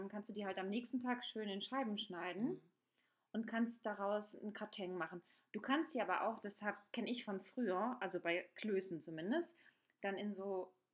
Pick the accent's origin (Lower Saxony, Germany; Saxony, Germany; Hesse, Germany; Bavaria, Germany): Hesse, Germany; ich komme ja aus Hessen.